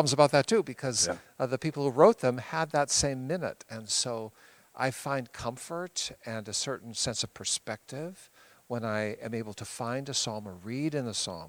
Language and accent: English; Pacific Northwest, United States; I'm from the Pacific Northwest